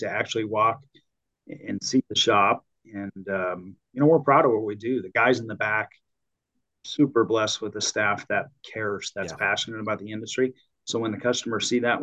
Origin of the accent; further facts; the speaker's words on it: Illinois, United States; moved away as an adult; now in Arizona, United States; I grew up in the Midwest, so back in Illinois